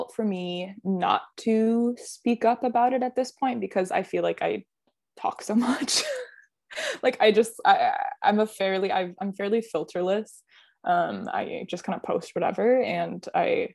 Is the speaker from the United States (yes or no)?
yes; Midwest, United States; moved away; I grew up in the Midwest